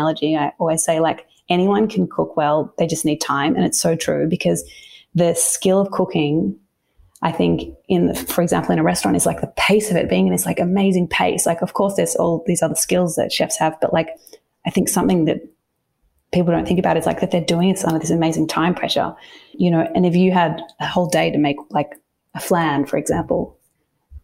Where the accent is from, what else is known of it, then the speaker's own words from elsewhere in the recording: Melbourne, Victoria, Australia; moved away as an adult; now in Sydney, Australia; I grew up in Melbourne and spent a lot of time there. And now Sydney feels like home.